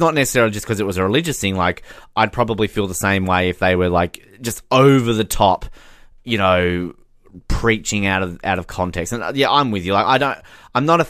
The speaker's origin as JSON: {"language": "English", "country": "Australia"}